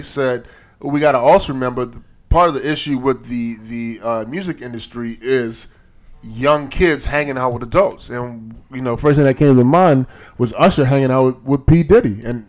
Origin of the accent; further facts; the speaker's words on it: Baltimore, Maryland, United States; Yeah, I'm from Baltimore.